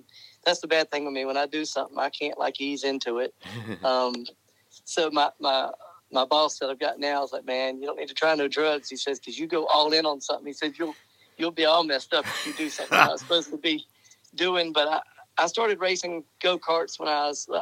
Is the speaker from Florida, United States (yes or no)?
yes; Jacksonville, Florida, United States; moved away as an adult; also born or lived in North Carolina; now in East Tennessee, United States; I was born and raised in Jacksonville, Florida. And I've been gone for Florida for 25 plus years